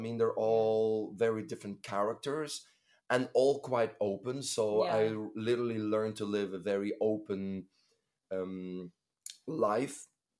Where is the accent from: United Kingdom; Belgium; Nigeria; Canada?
Belgium; Bruges, Flanders; moved away; my hometown, Bruges, is in my heart. When I go there, it's a different feeling.